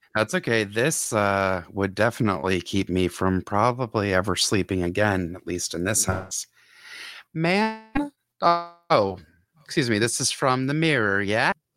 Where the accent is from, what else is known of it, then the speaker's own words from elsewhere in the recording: Atlanta, Georgia, United States; this whole mm-hmm. area is in my hometown